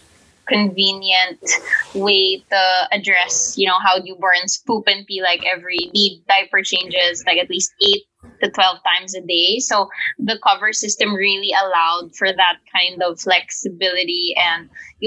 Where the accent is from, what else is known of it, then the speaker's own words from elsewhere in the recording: Manila, Metro Manila, Philippines; Our small family of three is born and raised in Manila in the Philippines